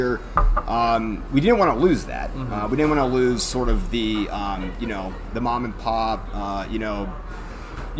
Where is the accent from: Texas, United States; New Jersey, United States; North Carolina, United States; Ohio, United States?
Ohio, United States; Bolivar; I'm from Bolivar.